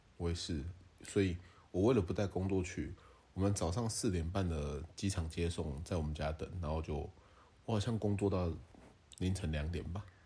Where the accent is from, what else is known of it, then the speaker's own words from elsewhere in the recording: Taiwan; 我们台湾人就是谐音梗跟街歌啊